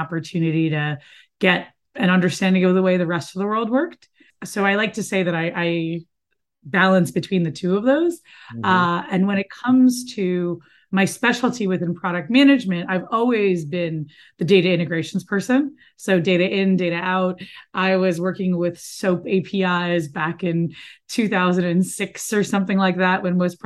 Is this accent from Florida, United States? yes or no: yes; Miami, Florida, United States; moved away; also born or lived in New York; I grew up in Miami, Florida, where I currently live after 20 years of not living here